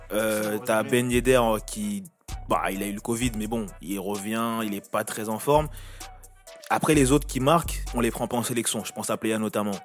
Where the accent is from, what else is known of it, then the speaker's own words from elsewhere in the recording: France; pour nous en tant que Français